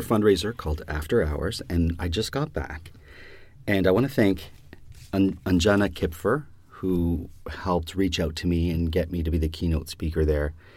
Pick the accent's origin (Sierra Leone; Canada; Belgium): Canada; our country is bilingual